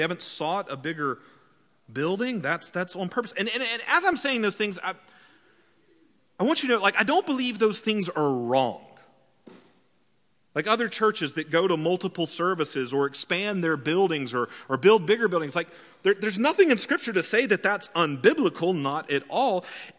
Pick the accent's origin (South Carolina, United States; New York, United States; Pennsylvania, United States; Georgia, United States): Georgia, United States; accent: redneck; I've worked very hard to shed my redneck accent that I had growing up in the deep woods of South Georgia.